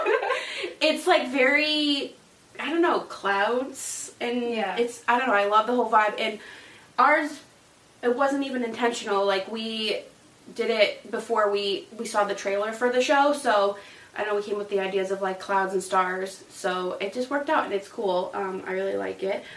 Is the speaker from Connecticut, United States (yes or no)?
yes; Connecticut, United States; I'm from Connecticut